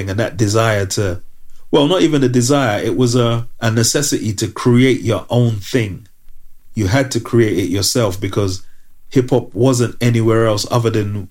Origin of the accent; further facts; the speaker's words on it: London, United Kingdom; I was from London